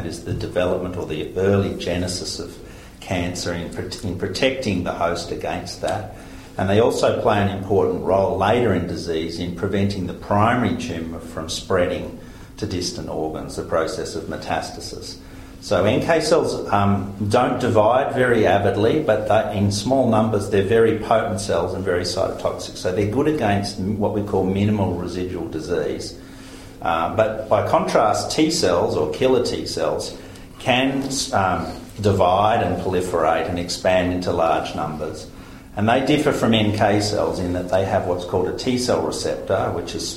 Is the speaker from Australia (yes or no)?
yes; Victoria, Australia; moved away as an adult; now in Queensland, Australia; I grew up largely in Victoria, lived in Victoria most of my life, and only recently moved to Queensland.